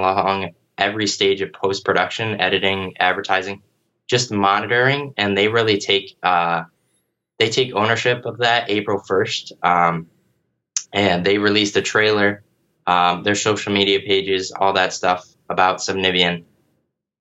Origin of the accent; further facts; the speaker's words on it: Sandusky, Ohio, United States; Sandusky, Ohio, which is my hometown